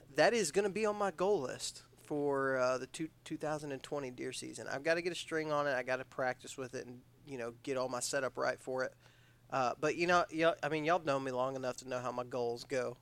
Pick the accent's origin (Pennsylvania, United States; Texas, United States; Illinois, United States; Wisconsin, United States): Texas, United States; Odessa; moved away; I was from West Texas